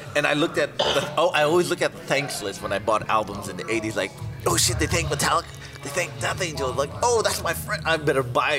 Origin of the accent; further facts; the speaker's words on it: San Francisco, California, United States; I was from San Francisco